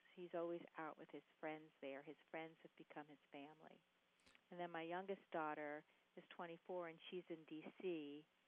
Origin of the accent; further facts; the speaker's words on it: New York City, New York, United States; now in Charlotte, United States; I grew up in New York City.